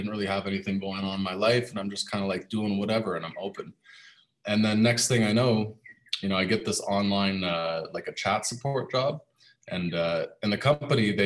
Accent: Canada; moved away as an adult; now in Panama; I moved away from my home country, Canada.

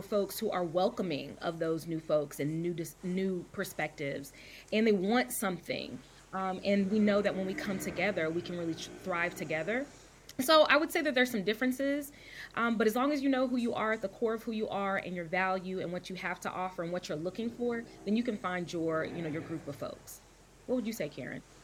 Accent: Louisville, Kentucky, United States; moved away as an adult; also born or lived in Dallas, Texas / Atlanta, Georgia; now in Vancouver, United States; I was born in Dallas, Texas, raised in Louisville, Kentucky

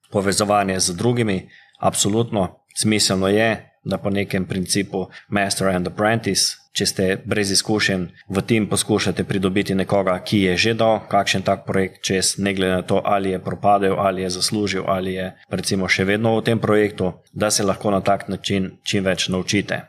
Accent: Slovenia; Slovenci smo vedno bili narod podjetnikov

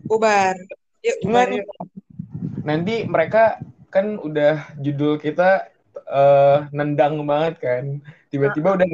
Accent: Lampung, Indonesia; Lampung tuh kan gue dari Lampung

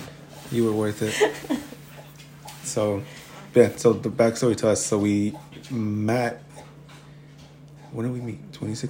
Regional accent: Lynn, Massachusetts, United States; I grew up in Lynn

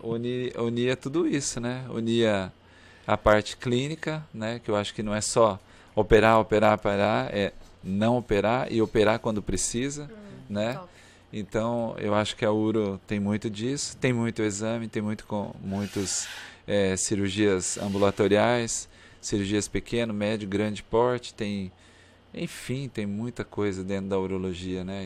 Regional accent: Cambará, Paraná, Brazil; moved away as an adult; also born or lived in Curitiba, Brazil; now in Palmas, Brazil; E eu vim de Curitiba, não nasci lá, nasci no interior do Paraná, em Cambará. Minha formação é, acadêmica foi em Curitiba

